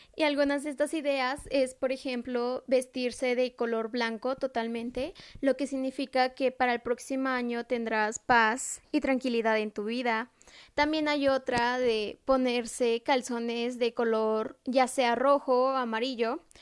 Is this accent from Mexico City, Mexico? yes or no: no; San Bernardino Tlaxcalancingo, Puebla, Mexico; En mi pueblo, que es San Bernardino Tlaxcalantingo